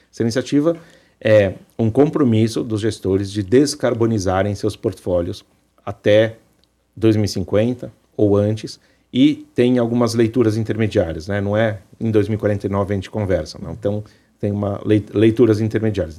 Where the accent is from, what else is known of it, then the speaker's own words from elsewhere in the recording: Brazil; nós, como brasileiros